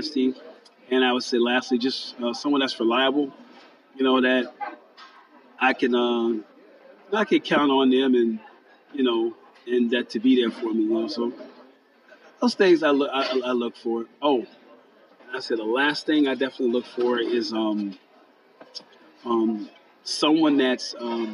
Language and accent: English; New Orleans, Louisiana, United States; moved away as an adult; now in Oregon, United States; I am a native of New Orleans, Louisiana